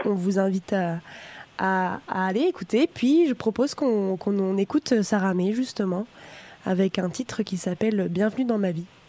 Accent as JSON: {"language": "French", "country": "France", "moved": "yes", "lives_now": "Canada", "said": "je suis française"}